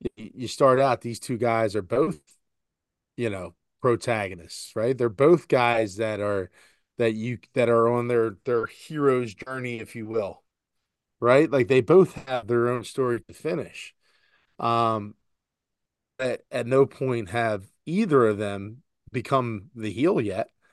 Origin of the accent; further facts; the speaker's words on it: Philadelphia, Pennsylvania, United States; we're from Philadelphia this is blue collar